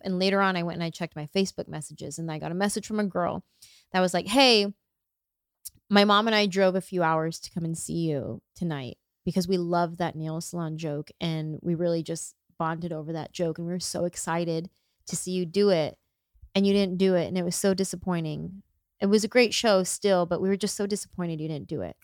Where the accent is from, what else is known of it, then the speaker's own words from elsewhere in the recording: San Jose, California, United States; I grew up in San Jose, it's a huge Vietnamese population in San Jose